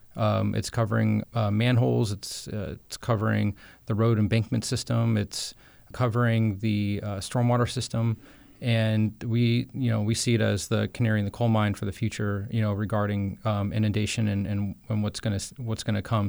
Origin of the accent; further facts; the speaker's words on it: Jensen Beach, Florida, United States; I was born and raised on the East Coast of Florida in, in Jensen Beach, uh, just outside Stewart in Martin County